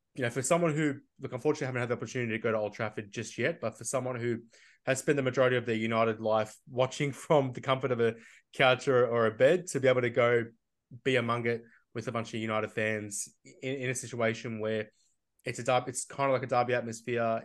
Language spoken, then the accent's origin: English; Melbourne, Victoria, Australia; I'm from Melbourne